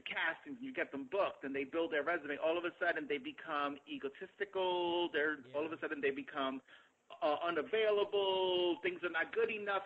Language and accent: English; New York City, New York, United States; I grew up in the South Bronx